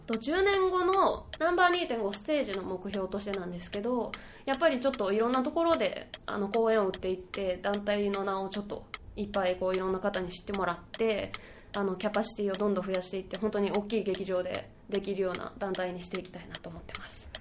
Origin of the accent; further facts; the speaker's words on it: Hirakata, Osaka, Japan; moved away as an adult; now in Tokyo, Japan; 大阪府の枚方市です